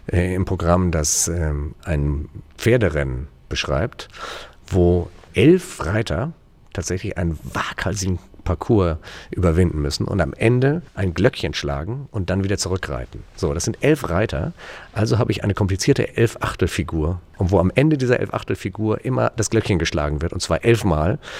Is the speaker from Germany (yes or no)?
no; Turkey; Ich bin damals in der Türkei aufgewachsen, weil mein Vater äh, Chefarzt am deutschen Krankenhaus war da. Das heißt, ich habe da auch meine Wurzeln.